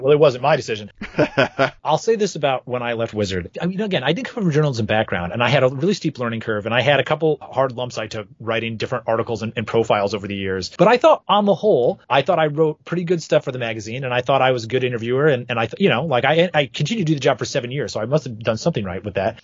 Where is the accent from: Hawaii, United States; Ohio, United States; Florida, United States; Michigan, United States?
Michigan, United States; Flint; Flint, my hometown